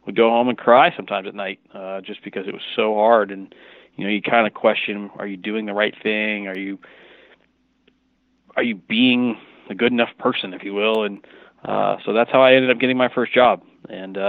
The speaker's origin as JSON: {"language": "English", "town": "Burlington", "region": "Washington", "country": "United States", "tie": "born or raised there", "also_born_or_lived": "Michigan", "said": "I grew up in Washington. I'm from here originally"}